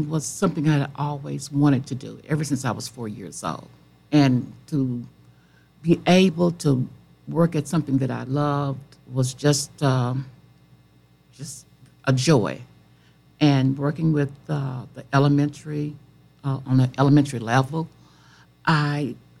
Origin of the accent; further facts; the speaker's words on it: Tallulah, Louisiana, United States; also born or lived in Natchez, Mississippi; I was born in Adams County, out from Natchez, Mississippi. And my family moved to Tallulah, out from Tallulah, and when I was 4 years old